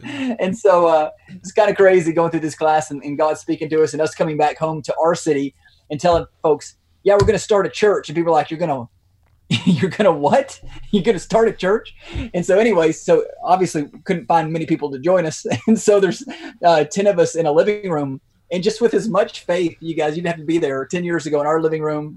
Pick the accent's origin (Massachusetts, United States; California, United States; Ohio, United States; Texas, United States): Texas, United States; Lubbock; also born or lived in Fort Worth; leading us back to my hometown of Lubbock in West Texas to start a church